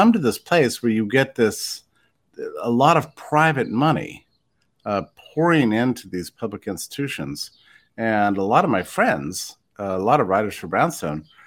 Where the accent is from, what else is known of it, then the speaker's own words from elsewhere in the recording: West Texas, United States; I was raised in Texas and West Texas.